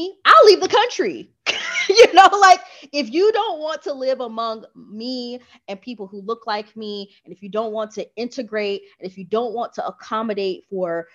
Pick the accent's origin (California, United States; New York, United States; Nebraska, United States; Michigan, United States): Michigan, United States; also born or lived in Atlanta, Georgia; now in Playa del Carmen, Mexico; I grew up in Michigan